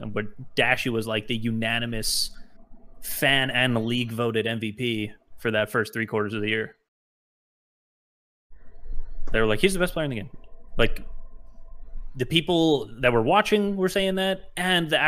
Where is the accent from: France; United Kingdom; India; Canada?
Canada; we're Canadian